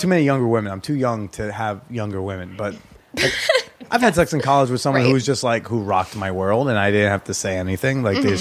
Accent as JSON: {"language": "English", "region": "New Jersey", "country": "United States", "moved": "yes", "lives_now": "New York City, United States", "said": "I'm from a small town in New Jersey, a little suburb or whatever."}